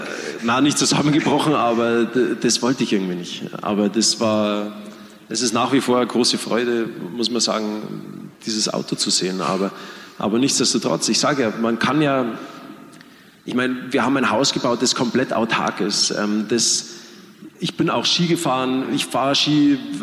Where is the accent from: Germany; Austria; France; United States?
Germany; wir Deutsche